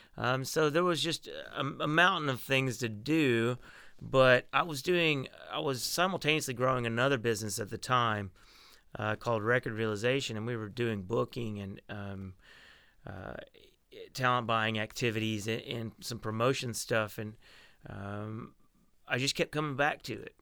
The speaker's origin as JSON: {"language": "English", "region": "Arkansas", "country": "United States", "tie": "born or raised there", "moved": "yes", "lives_now": "Nashville, United States", "said": "I was born in Arkansas in a little rural town. Uh, I grew up riding horses and listening to country music"}